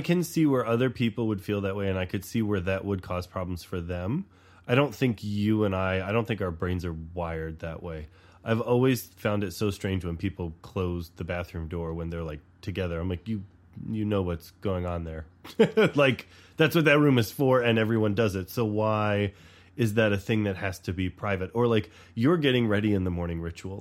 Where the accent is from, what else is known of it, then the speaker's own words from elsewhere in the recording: the South, United States; moved away; I grew up in the South, too